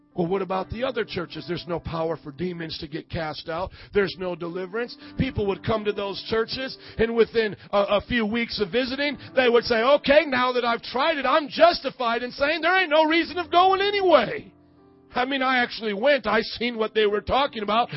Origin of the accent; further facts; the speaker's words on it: Fort Wayne, Indiana, United States; my hometown of Fort Wayne, Indiana